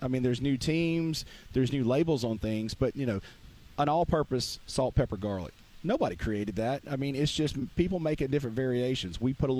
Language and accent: English; Mississippi, United States; I call it Delta Q because I'm from the Mississippi Delta.